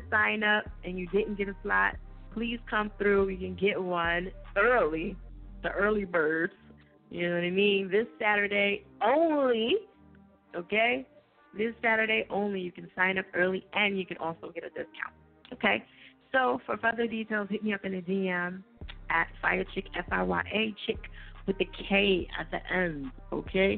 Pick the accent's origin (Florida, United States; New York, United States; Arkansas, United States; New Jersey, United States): New Jersey, United States; I'm from Jersey.